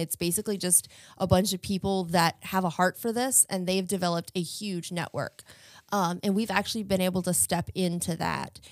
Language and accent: English; Chesterfield County, Virginia, United States; I am from Chesterfield County, Virginia